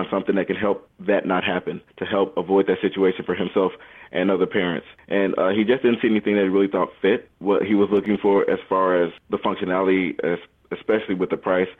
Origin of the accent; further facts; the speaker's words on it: Chicago, Illinois, United States; also born or lived in Boston area; now in Plano, United States; I was born in Chicago, Illinois. I went to school in the Boston area